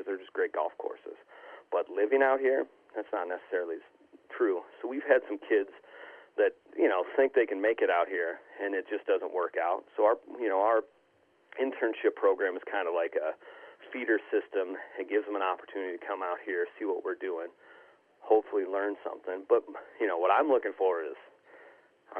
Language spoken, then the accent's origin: English; Southwest Wisconsin, United States; also born or lived in Austin, Texas; now in Mullen, Nebraska, United States; I grew up in Southwest Wisconsin, rural